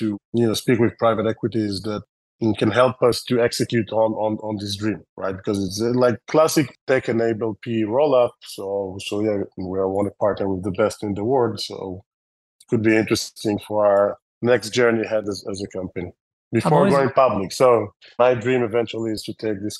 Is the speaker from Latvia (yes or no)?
no; Israel; accent: Israeli; English is a second language; my terrible Israeli accent